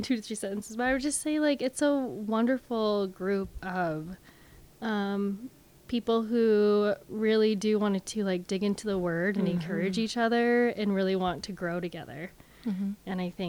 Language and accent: English; Huxley, Iowa, United States; also born or lived in Minnesota; now in Des Moines, United States; I'm from Central Iowa. Grew up like near Ames, small town near Ames.